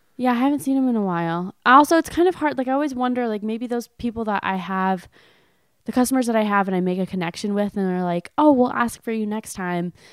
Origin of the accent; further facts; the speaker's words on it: California, United States; moved away; I was from California